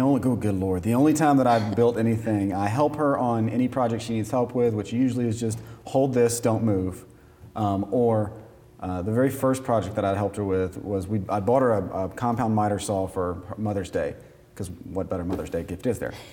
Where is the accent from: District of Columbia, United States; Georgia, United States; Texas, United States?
Georgia, United States; Atlanta; I was born in Atlanta, Georgia